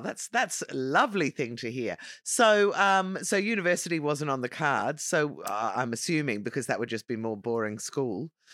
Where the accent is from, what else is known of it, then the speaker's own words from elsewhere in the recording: Dublin, Leinster, Ireland; I am from Dublin